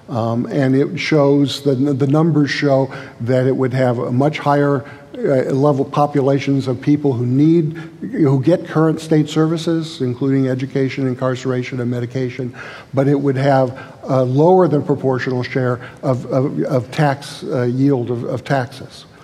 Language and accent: English; California, United States; we're Californians, but when you ask most people, people say, well, yeah, I'm, I'm an Angelino, or I'm from the Bay Area, or I'm from the Central Valley, right?